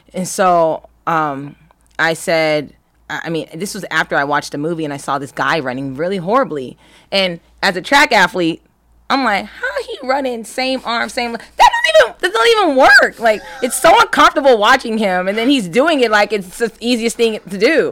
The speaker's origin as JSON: {"language": "English", "area": "Los Angeles County", "region": "California", "country": "United States", "tie": "born or raised there", "also_born_or_lived": "Berkeley, California", "said": "I'm from Los Angeles County."}